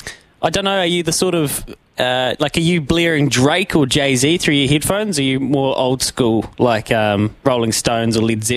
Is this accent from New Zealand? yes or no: yes; Leithfield, Canterbury, New Zealand; we're both from Leithfield, which is just a tiny little place in North Canterbury.